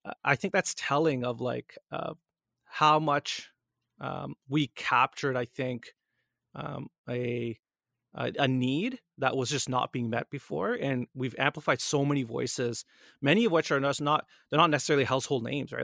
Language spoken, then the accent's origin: English; Canada; Born and raised in Canada